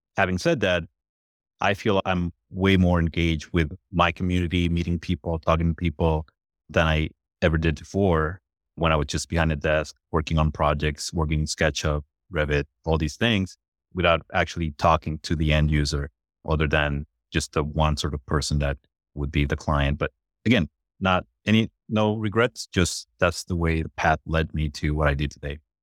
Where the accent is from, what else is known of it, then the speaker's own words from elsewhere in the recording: Puerto Rico; I'm originally from Puerto Rico was born and raised in Puerto Rico